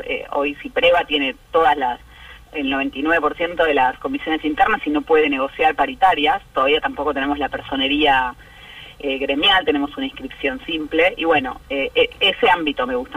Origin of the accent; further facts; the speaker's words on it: San Isidro, Buenos Aires Province, Argentina; yo crecí en San Isidro y nos juntábamos en una esquina muy muy tradicional que hay en Acasuso